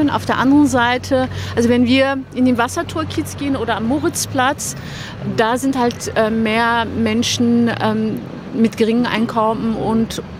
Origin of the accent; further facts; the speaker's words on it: Berlin, Germany; German is a second language; Ja, ich bin in der Naunie tatsächlich aufgewachsen, groß geworden, zur Schule gegangen.